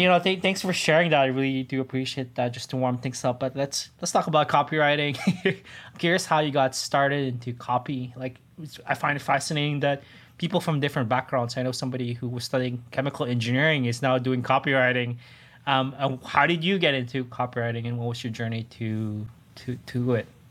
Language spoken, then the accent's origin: English; Toronto, Ontario, Canada; I'm from Toronto